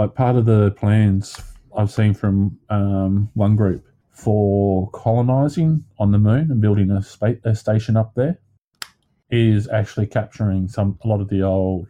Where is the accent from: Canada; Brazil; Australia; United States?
Australia